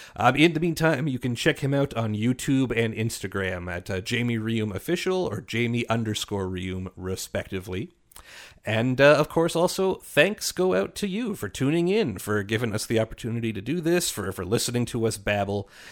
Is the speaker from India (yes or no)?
no; Canada; as a Canadian